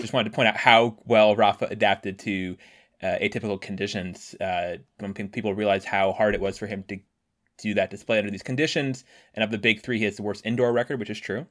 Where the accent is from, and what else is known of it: Washington, District of Columbia, United States; born or raised there